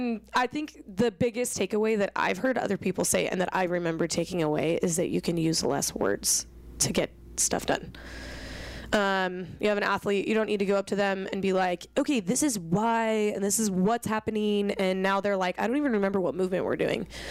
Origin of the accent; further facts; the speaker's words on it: Washington, United States; I'm from Washington